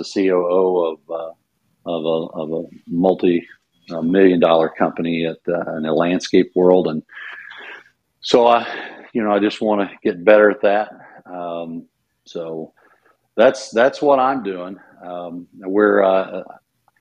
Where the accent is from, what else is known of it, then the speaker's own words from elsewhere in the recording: Bloomfield, Iowa, United States; now in Missouri, United States; My father was teaching and coaching in Memphis, Missouri at Scotland County. And I was born in Davis County, Iowa, Bloomfield